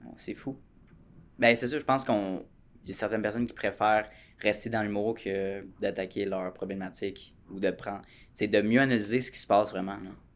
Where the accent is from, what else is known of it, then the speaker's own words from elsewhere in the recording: Quebec, Canada; en tant que Québécois